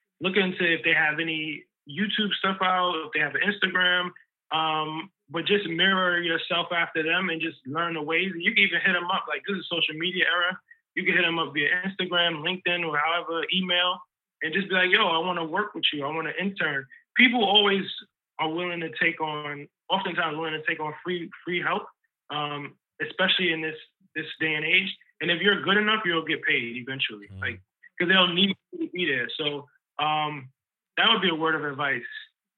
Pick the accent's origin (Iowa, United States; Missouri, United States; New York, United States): New York, United States; Harlem; maybe because of the way I was raised and growing up in Harlem and like black was just always beautiful and dope and regal.